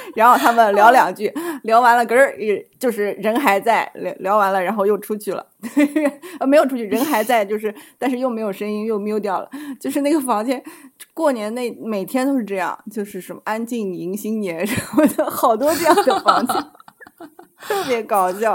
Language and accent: Chinese; China; moved away; 因为我是大陆来的